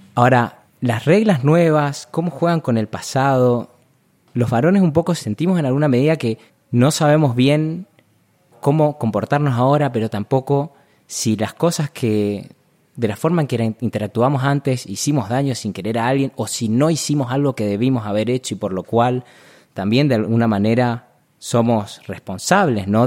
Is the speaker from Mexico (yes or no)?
no; Corrientes, Argentina; moved away as an adult; also born or lived in Buenos Aires; Yo nací en Corrientes, digamos, tenemos chipá, carnaval, chamamé